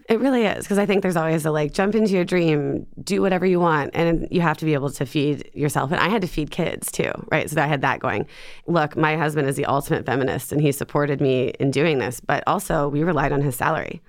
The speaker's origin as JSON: {"language": "English", "region": "Ohio", "country": "United States", "tie": "born or raised there", "also_born_or_lived": "Atlanta / New York", "moved": "as an adult", "lives_now": "Seattle, United States", "said": "I grew up in Ohio."}